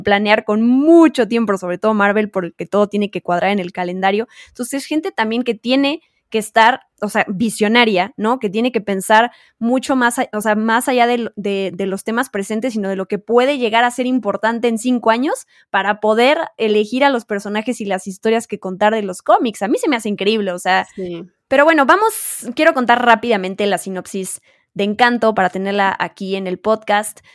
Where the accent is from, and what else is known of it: Mexico